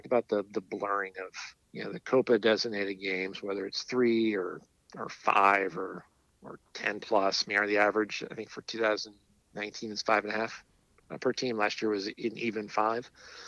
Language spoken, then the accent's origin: English; Albuquerque, New Mexico, United States; now in New Mexico, United States; Even though I'm not Hispanic, mariachi speaks to me because I live in New Mexico, or I'm from Albuquerque.